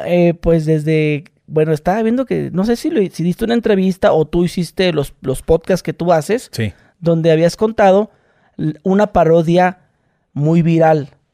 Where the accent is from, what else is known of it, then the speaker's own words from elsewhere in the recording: Mexicali, Baja California, Mexico; soy de Mexicali